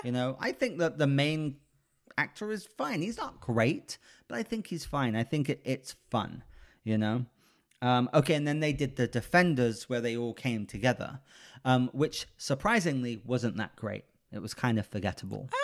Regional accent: United Kingdom; I'm British

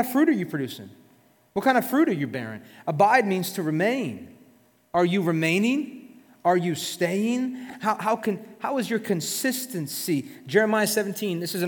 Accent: South Florida, United States; we're from South Florida

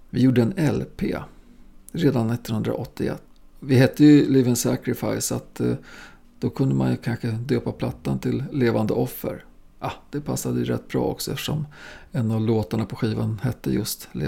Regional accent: Östersund, Jämtland, Sweden; Jag bodde ju vid den här tiden fortfarande ihop med morsan på Västmanagatan som vi flyttade till från Östersund.

